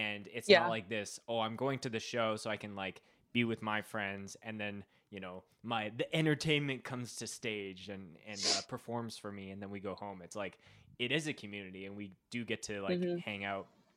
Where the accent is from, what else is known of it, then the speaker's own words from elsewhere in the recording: Winnipeg, Manitoba, Canada; I was growing up in Winnipeg